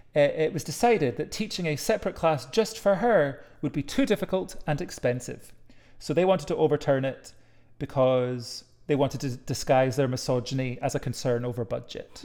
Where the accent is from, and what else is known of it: Edinburgh, Scotland, United Kingdom; born or raised there